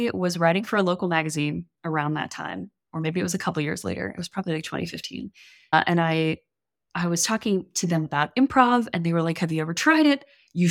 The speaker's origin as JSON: {"language": "English", "town": "New Orleans", "region": "Louisiana", "country": "United States", "lives_now": "Austin, United States", "said": "I live in Austin right now, but I'm from New Orleans."}